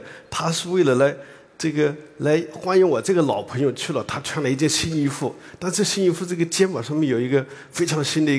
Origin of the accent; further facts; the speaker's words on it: Hunan, China; 那么我呢是。在湖南长大的，呃，然后到了生物王国